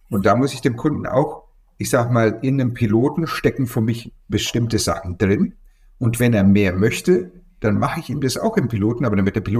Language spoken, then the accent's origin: German; Bavaria, Germany; Ja, ich nehme immer Bier. Also ich bin aus Franken.